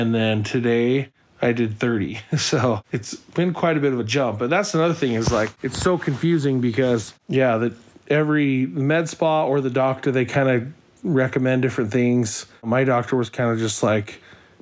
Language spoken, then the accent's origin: English; Mapleton, Utah, United States; We are from Utah, Mapleton, Utah